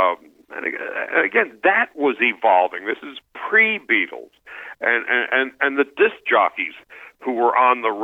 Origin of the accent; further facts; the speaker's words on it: New York, United States; I grew up in New York